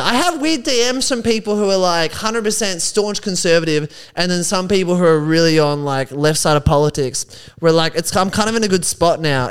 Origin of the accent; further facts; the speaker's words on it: Geelong, Victoria, Australia; There were guys in my hometown